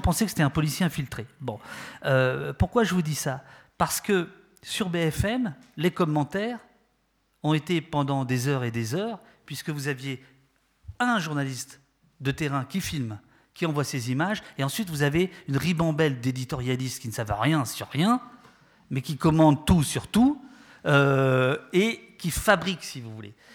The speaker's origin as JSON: {"language": "French", "country": "France", "accent": "French", "said": "vous l'entendez à mon accent, euh, je suis désolé, français"}